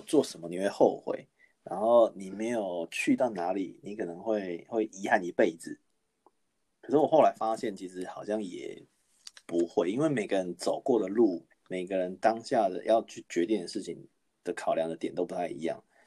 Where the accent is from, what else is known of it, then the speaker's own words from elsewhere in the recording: Taiwan; moved away as an adult; also born or lived in Australia; now in New Zealand; 我不是，我不是韩国人啊，我是，我是台湾人啊